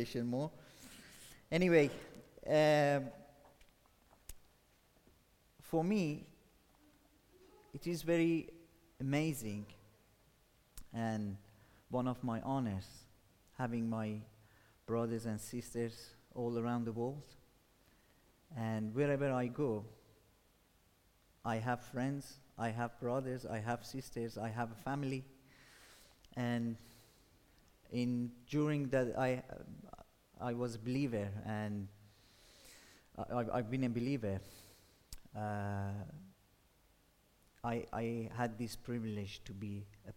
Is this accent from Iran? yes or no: yes; Iran; moved away as an adult; now in England; I'm from Iran